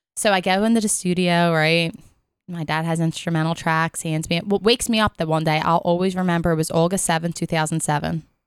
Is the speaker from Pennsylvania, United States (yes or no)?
yes; Philadelphia, Pennsylvania, United States; accent: South Philly; I'm from Philly